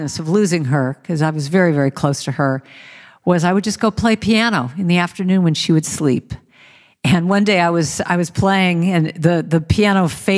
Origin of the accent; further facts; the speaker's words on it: Los Angeles, California, United States; We grew up in Hollywood, California